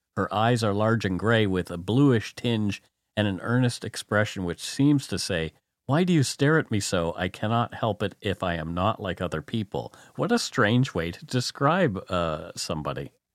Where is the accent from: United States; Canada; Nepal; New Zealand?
Canada; Nova Scotia; I'm from Nova Scotia